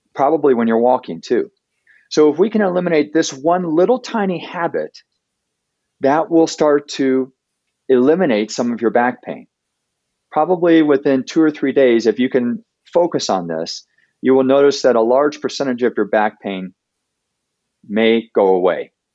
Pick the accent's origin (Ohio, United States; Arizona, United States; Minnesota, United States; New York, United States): Ohio, United States; now in Denver, United States; I grew up in Ohio